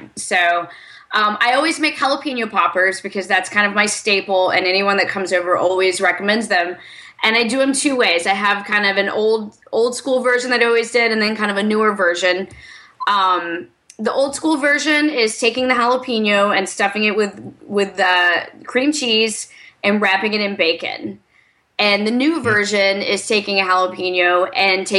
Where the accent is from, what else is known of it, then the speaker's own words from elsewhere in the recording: the South, United States; I'm from the South too, not from Alabama